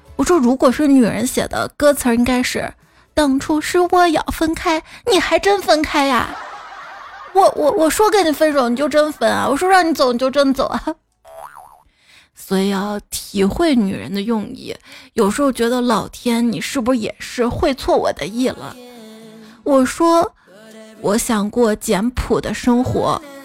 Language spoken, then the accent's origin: Chinese; Xi'an, Shaanxi, China; 我小时候，我们西安这边啊，荔枝比较稀有